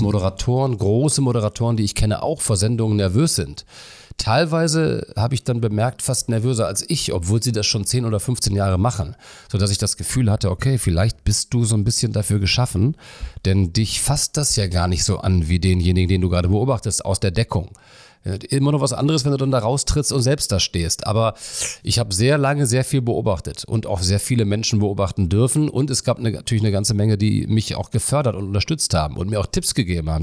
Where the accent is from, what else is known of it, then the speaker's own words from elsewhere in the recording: Melle, Lower Saxony, Germany; moved away as an adult; also born or lived in Cologne; ich bin ja in einer niedersächsischen Kleinstadt groß geworden in Melle und da bei Osnabrück